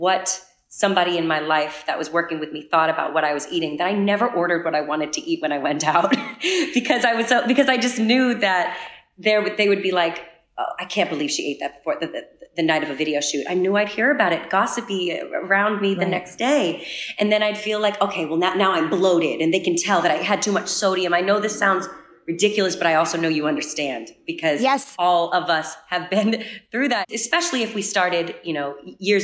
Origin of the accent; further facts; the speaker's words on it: New England, United States; I am from New England.